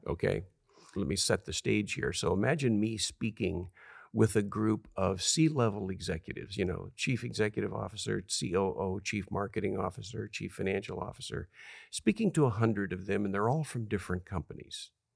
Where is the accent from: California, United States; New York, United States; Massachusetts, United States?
California, United States; I'm from a little town of two thousand people.